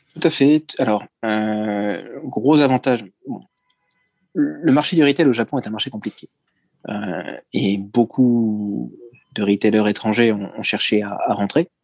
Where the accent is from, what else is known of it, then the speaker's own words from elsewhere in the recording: France; moved away as an adult; now in Japan; je changerai pas le fait que je suis français, je me sens d'ailleurs d'autant plus français que je suis maintenant français de l'étranger